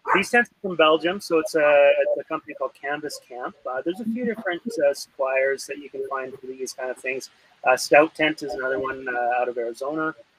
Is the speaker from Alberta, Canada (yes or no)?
yes; Alberta, Canada; growing up in Alberta